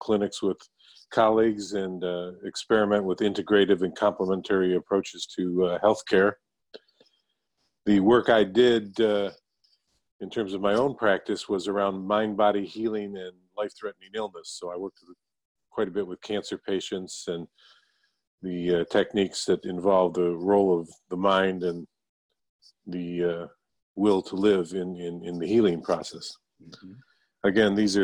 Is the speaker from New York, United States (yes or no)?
yes; Niagara Falls, New York, United States; moved away as an adult; now in Langley, Washington, United States; I was born and raised in Niagara Falls, New York, Italian-American family